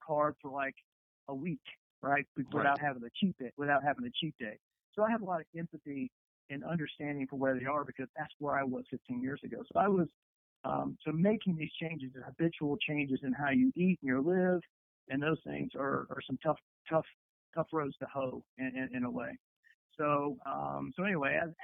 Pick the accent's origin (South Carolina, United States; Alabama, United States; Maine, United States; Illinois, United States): South Carolina, United States; Columbia; moved away; I'm born, raised in Columbia, South Carolina